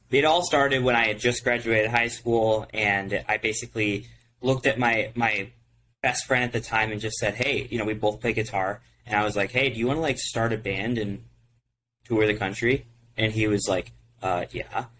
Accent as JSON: {"language": "English", "region": "Ohio", "country": "United States", "said": "we're from Ohio"}